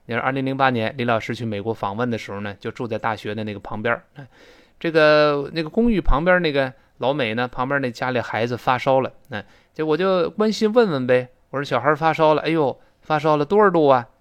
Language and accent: Chinese; China; 我们中国人